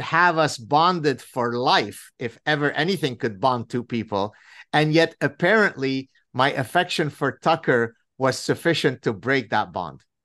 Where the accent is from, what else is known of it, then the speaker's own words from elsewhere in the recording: Lebanon; moved away; We were inseparable growing up in Lebanon